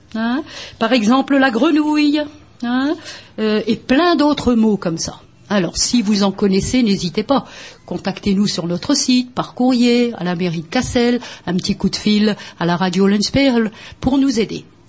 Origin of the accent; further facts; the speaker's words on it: Bergues, Hauts-de-France, France; d'enseigner le flamand à Bergue, ma ville natale